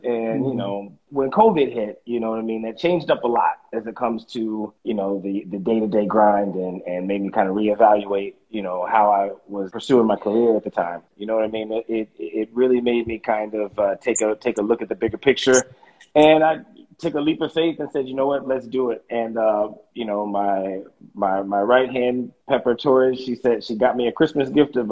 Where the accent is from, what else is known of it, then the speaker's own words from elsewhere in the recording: Los Angeles, California, United States; moved away as an adult; now in New York, United States; I was born and raised in Los Angeles